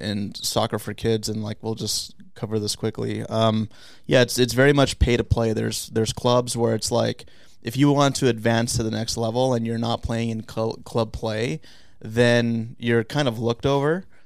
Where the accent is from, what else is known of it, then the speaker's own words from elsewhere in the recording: San Diego, California, United States; I'm from originally from San Diego